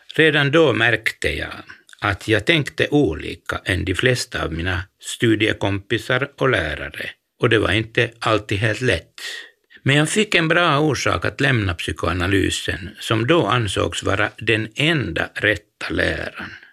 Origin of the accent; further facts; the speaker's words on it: Helsinki, Uusimaa, Finland; jag var från Helsingfors